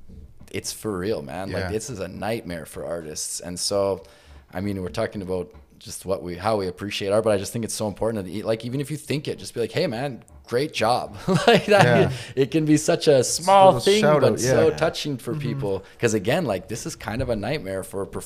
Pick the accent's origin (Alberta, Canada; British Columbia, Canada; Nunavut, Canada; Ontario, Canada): Nunavut, Canada; Iqaluit; born or raised there